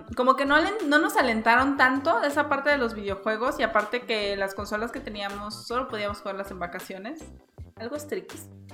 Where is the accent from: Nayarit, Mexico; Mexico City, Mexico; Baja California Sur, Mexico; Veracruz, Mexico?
Veracruz, Mexico; Coatzacoalcos; yo soy de Veracruz, hay una ciudad que se llama Coaxacualcos